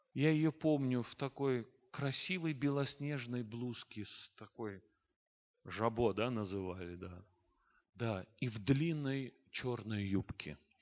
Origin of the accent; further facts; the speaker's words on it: Baku, Azerbaijan; я родился и вырос в Баку, а это столица Азербайджана